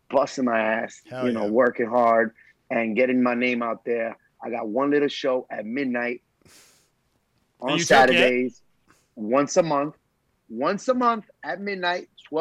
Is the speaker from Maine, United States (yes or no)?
no; New York City, New York, United States; I was born in Queens. I was born in Flushing, Queens. Grew up in Queens, high school in Queens